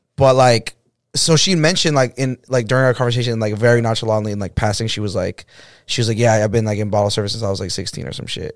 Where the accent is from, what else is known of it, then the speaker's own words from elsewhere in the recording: Boston, Massachusetts, United States; I'm from Boston